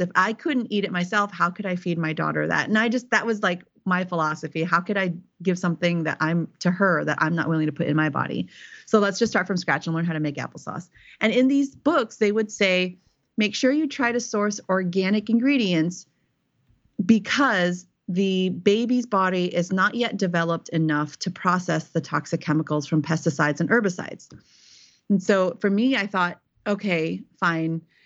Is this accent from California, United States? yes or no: yes; Silicon Valley, California, United States; moved away as an adult; also born or lived in eastern Tennessee; now in Tennessee, United States; I was born and raised in Silicon Valley.